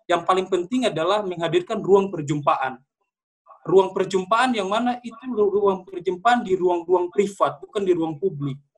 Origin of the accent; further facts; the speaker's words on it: Ambon, Maluku, Indonesia; Eh, kebetulan saya asalnya dari Ambon, uh, hidup dan tumbuh besar di daerah pasar konflik.